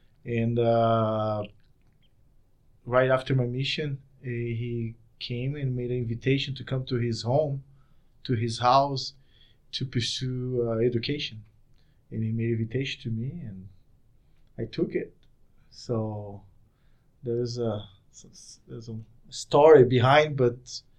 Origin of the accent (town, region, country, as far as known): Brazil